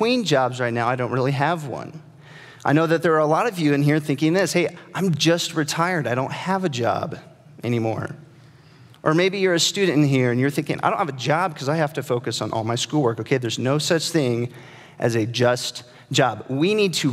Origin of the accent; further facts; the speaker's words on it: Nebraska, United States; I'm from Nebraska